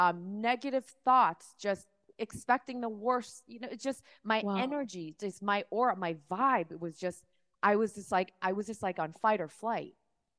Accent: Miami, Florida, United States; also born or lived in Seoul, South Korea / New York City; I actually grew up in... I was born in Seoul, South Korea. Oh, wow. My family moved to Miami.

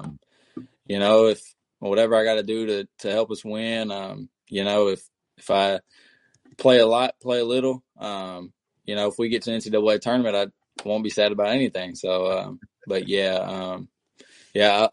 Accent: Richmond, Kentucky, United States; also born or lived in Bowling Green, Kentucky; I'm from the Richmond area

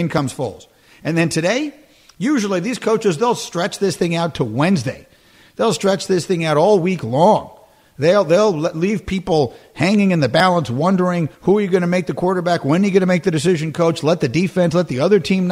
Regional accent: New York, United States; moved away as an adult; also born or lived in Chicago, United States; I grew up in New York, and then I grew up again in Chicago

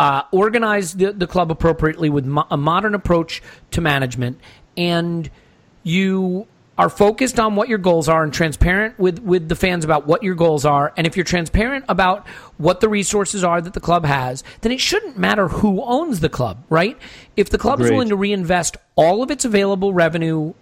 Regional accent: United States; I grew up in America

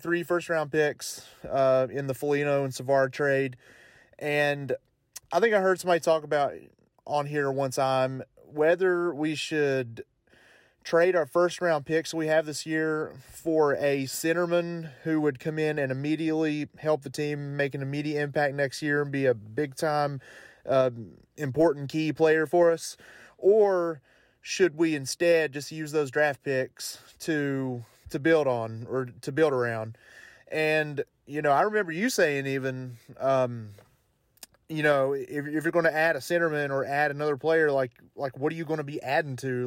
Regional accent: Belfry, Kentucky, United States; also born or lived in Williamson, West Virginia; I was born in Williamson, West Virginia, but, uh, Belfry is right across the river in Kentucky from Williamson. Like, I live right on the border. And, um, Forest Hills is what they call a hauler in the Belfry area. And that's where I live and where I lived my whole life.

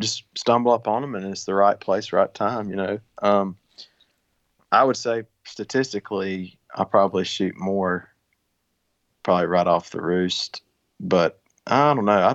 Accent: Georgia, United States; Georgia, my home state.

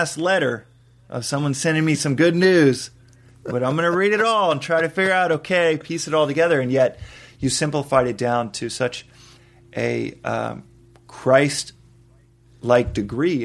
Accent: Texas, United States; Texas, I mean, Bible Belt, Texas

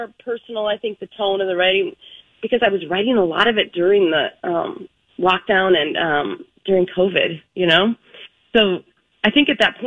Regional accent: Park Rapids, Minnesota, United States; it's how I grew up, honestly, you know, I'm from Park Rapids

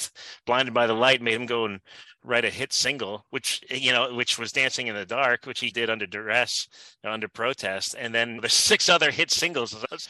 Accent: Neshanic Station, New Jersey, United States; I grew up in a little town in New Jersey called Neshanic Station. It's in Somerset County. It's about an hour northwest from Freehold, New Jersey

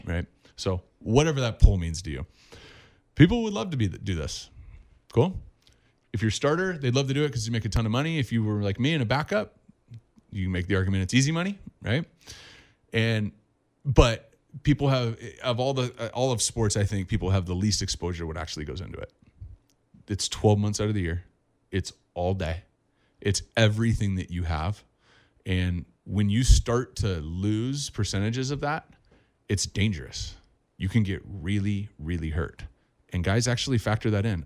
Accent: Orange County, California, United States; Growing up in Orange County

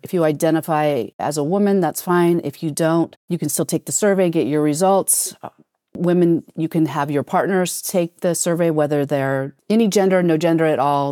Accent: United States; being an American

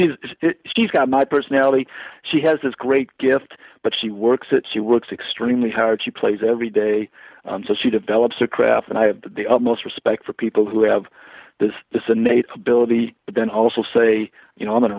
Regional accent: Detroit, Michigan, United States; I was born in Detroit. I grew up in Detroit until we 13, and then we moved out to the burbs

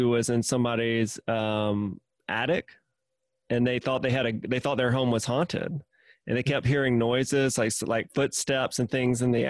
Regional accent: Mississippi, United States; I'm originally from Mississippi

